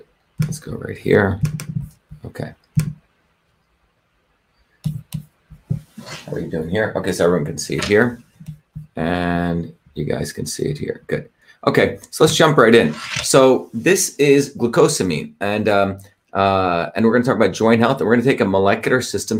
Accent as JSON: {"language": "English", "region": "New Jersey", "country": "United States", "tie": "born or raised there", "said": "New Jersey, my hometown"}